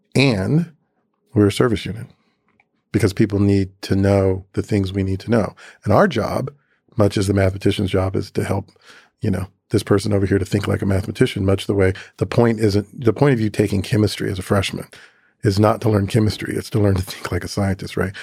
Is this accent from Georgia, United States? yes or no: yes; Atlanta, Georgia, United States; moved away as an adult; also born or lived in Chattanooga, Tennessee / Boston; my earliest memories arriving in Atlanta in a moving truck at the age of three and a half